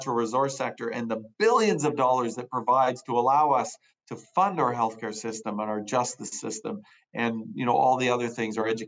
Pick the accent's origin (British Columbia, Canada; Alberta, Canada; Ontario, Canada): British Columbia, Canada; that same sense of optimism and hope for the future that we enjoyed growing up in British Columbia